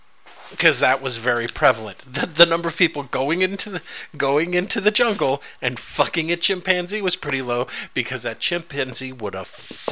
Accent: Philippines; That's right, and also because I'm Filipino and those fucking Japanese haven't paid for what they did to them.

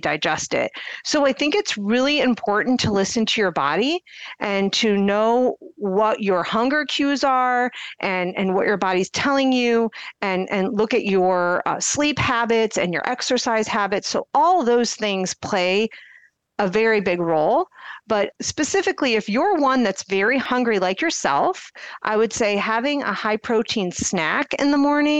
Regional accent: Akron, Ohio, United States; now in Cleveland, United States; I'm from the Akron area

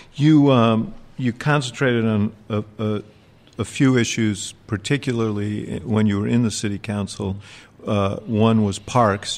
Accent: New York City, New York, United States; moved away; also born or lived in Chicago; grew up in New York City

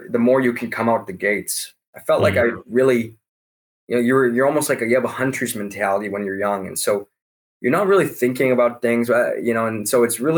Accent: Canada; I'm Canadian

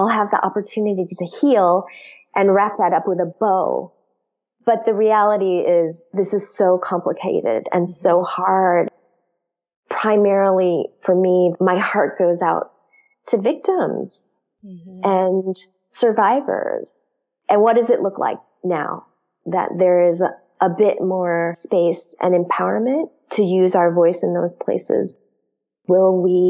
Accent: United States; also born or lived in Korea; I immigrated as an infant, and because my parents are immigrants, and I grew up in an immigrant church, my roots are not very deep here in the U.S.

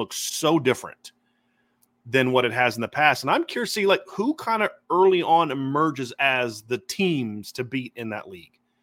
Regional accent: Ohio, United States; what I grew up on in Ohio

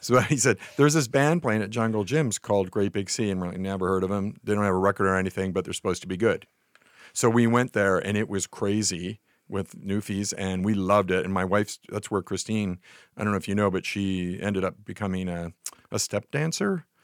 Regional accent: Nova Scotia, Canada; moved away; I grew up in Nova Scotia

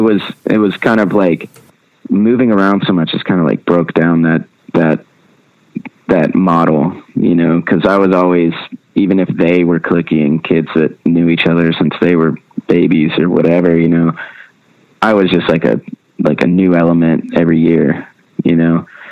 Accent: Nashville, Tennessee, United States; I was born and raised in Nashville, um, which is pretty rare nowadays.

